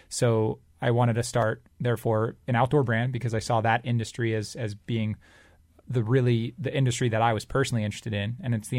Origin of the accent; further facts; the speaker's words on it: Singapore; moved away as an adult; also born or lived in Michigan; now in United States; But I started it because I grew up in Southeast Asia, in Singapore, and so I moved to the States in 2005 for college. And when I came to the U.S. at first, I went to a school in Michigan